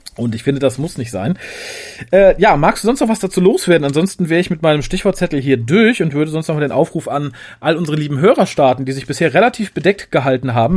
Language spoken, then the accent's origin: German; Düsseldorf, North Rhine-Westphalia, Germany; ich bin tatsächlich als Düsseldorfer